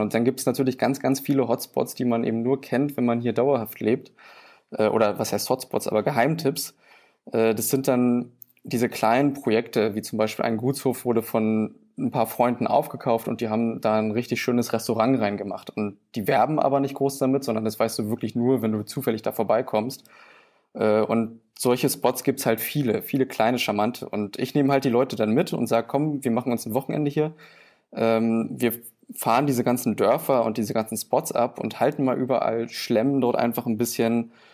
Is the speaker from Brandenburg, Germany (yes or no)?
yes; Angermünde, Brandenburg, Germany; also born or lived in Berlin; ich komme aus Angermünde. Äh, das liegt östlich in der Uckermark, äh, schon recht nah an der polnischen Grenze. Und ja, ich bin hier geboren, aufgewachsen